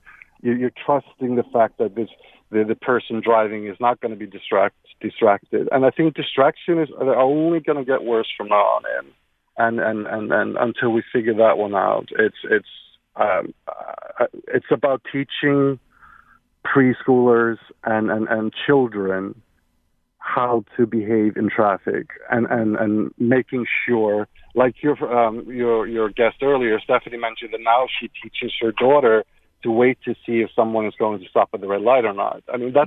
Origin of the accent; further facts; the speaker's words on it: Iceland; moved away as an adult; now in United States; Hi, I wanted to share the fact that I was born and raised in Iceland, so I spent half of my life in Scandinavia and the other half here in the States.